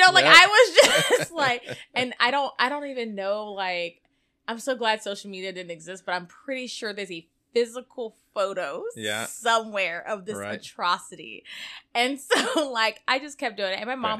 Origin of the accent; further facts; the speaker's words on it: Gulf Coast, United States; I mean, I grew up on the Gulf Coast, so it is what it is.